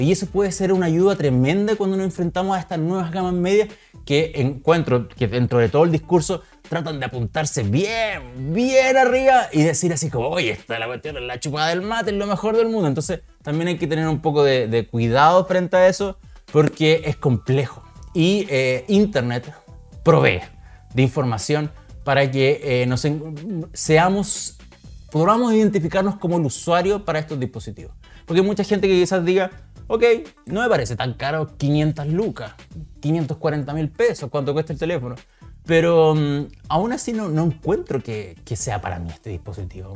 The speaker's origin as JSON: {"language": "Spanish", "country": "Chile", "said": "somos todos chilenos"}